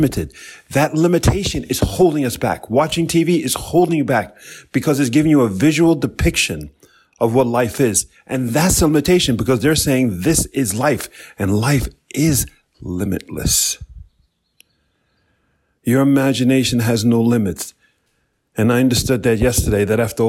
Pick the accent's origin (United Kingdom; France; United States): United States; New York; I'm from New York